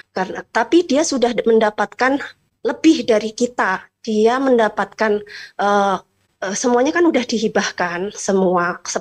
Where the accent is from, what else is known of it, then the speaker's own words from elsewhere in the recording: Java, Indonesia; now in Bogor, Indonesia; Saya uh, tinggal di uh, Bogor, sedangkan uh, tanah waris tanah itu ada di kampung saya di Jawa.